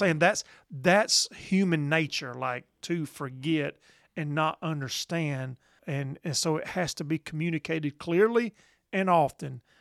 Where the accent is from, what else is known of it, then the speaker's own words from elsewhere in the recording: the South, United States; we're from the South